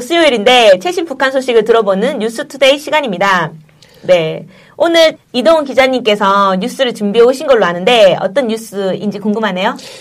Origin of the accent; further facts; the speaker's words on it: Gyeongsang, South Korea; accent: Gyeongsang style; 네, 경상도 스타일이다 보니까